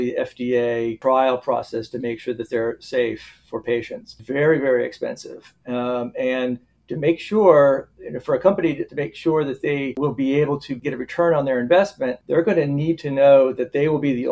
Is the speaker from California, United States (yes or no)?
no; South Florida, United States; moved away as an adult; also born or lived in Gainesville, Florida / Charleston, South Carolina; now in Wisconsin, United States; I grew up mostly in South Florida, Southeast Florida, the sort of Fort Lauderdale and West Palm Beach areas